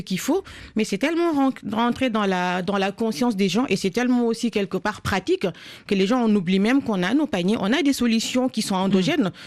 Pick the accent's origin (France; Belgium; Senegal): Senegal; j'ai grandi au Sénégal